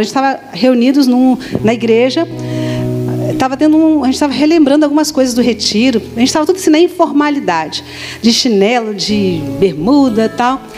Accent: Vitória, Espírito Santo, Brazil; é Vitória, sou capixaba

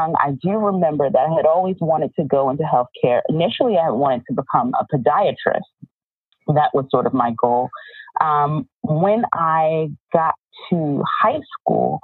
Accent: New York, United States; moved away as an adult; also born or lived in Michigan / Maryland / California; I grew up in New York.

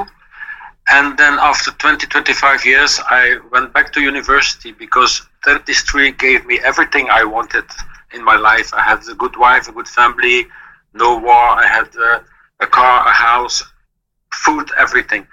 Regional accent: Belgium; English is a second language; I was born in 1956 in Belgium, so I'm not a German.

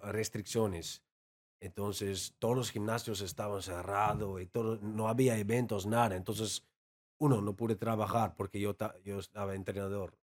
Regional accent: Amsterdam, North Holland, Netherlands; Spanish is a second language; moved away as an adult; also born or lived in London; now in Tijuana, Mexico; soy holandés eh, de, Ámsterdam y hablo holandés o neerlandés, todo igual

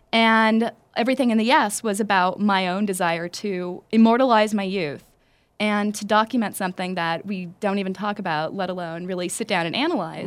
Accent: Los Angeles, California, United States; I'm from East Los Angeles.

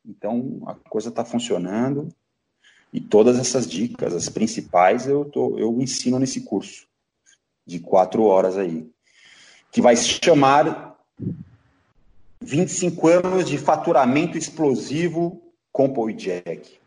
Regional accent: Brazil; Eu moro no Brasil, sou brasileiro, amo o Brasil

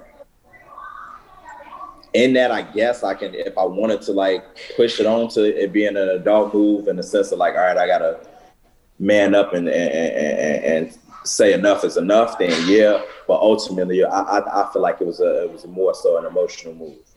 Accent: Chicago, Illinois, United States; I'm from Chicago, I'm from the hood

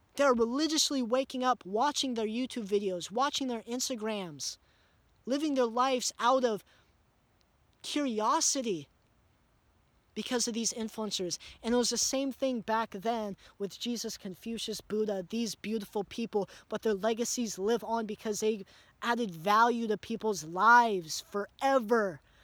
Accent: United States; growing up in America

